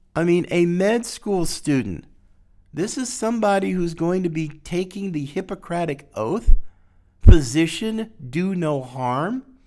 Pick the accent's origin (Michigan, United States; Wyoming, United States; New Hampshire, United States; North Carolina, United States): North Carolina, United States; North Carolina, my, my home state